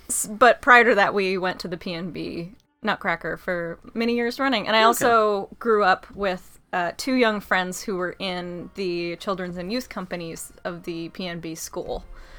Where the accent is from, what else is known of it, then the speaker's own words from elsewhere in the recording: Seattle, Washington, United States; moved away as an adult; now in Portland, United States; I grew up in Seattle, and which then moved to Portland as a grown-up.